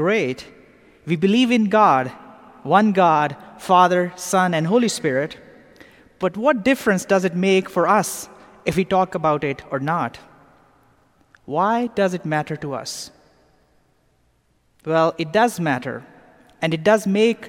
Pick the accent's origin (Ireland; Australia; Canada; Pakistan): Pakistan; now in Atlanta, United States; Growing up in Pakistan